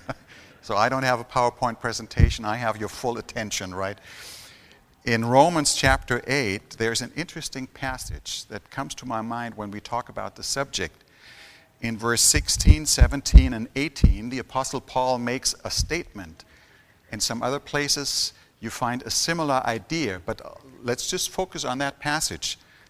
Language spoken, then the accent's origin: English; Germany; I've been born and raised in Germany